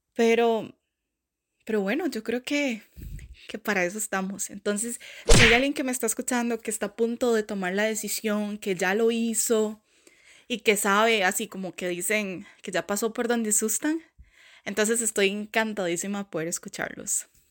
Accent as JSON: {"language": "Spanish", "country": "Costa Rica", "moved": "as an adult", "lives_now": "Canada", "said": "Vengo de esa tierra del pura vida"}